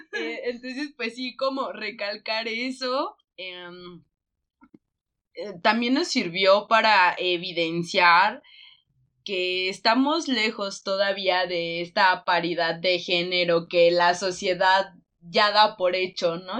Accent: Michoacán, Mexico; nosotras somos del estado de Michoacán

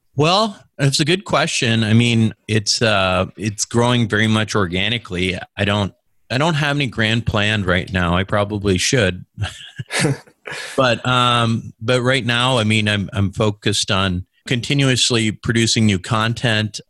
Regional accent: Minnesota, United States; moved away as an adult; also born or lived in Michigan / San Francisco / Chicago; born and raised in Minnesota

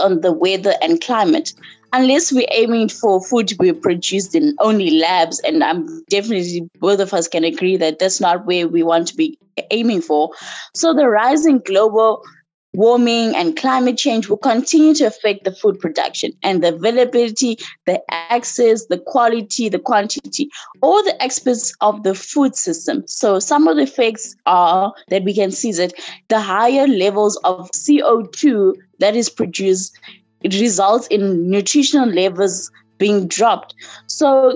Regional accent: South Africa; I'm from South Africa and I'm 18 years old.

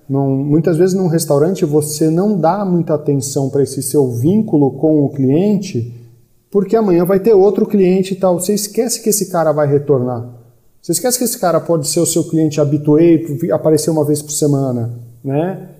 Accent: São Paulo, Brazil; also born or lived in Florianópolis; eu sou de São Paulo, capital.

